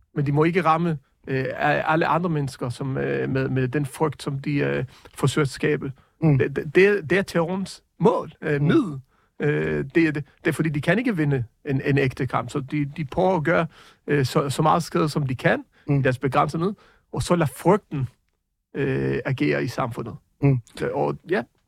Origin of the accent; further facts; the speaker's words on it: Jerusalem, Jerusalem District, Israel; now in Denmark; Jeg er opvokset i Jerusalem